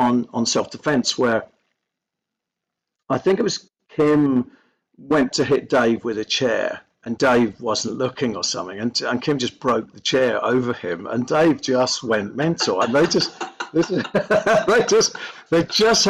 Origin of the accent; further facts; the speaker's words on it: Belfast, Northern Ireland, United Kingdom; we're from Belfast, we're a Northern Irish family